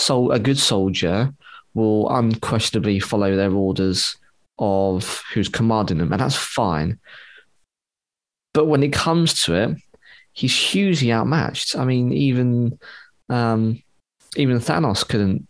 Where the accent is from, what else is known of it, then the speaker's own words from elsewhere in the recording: United Kingdom; I'm just British